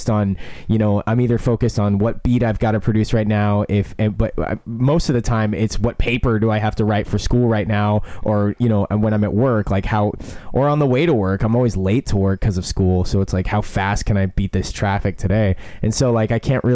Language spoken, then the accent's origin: English; United States; it's just an accident of my birth to be American